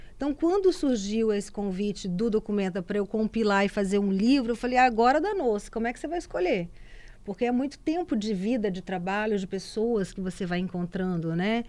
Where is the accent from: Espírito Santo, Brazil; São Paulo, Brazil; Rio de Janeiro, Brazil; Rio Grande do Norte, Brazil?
Espírito Santo, Brazil; Cachoeiro de Itapemirim; moved away; also born or lived in Vitória; lá em Cachoeiro de Itapemirim, que é minha terra.